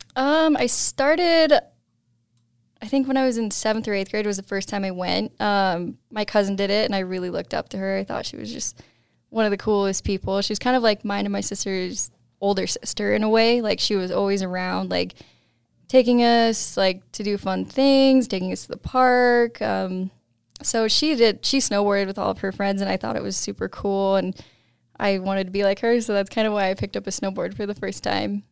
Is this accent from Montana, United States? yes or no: yes; East Helena, Montana, United States; moved away; also born or lived in Colorado; I grew up in Montana.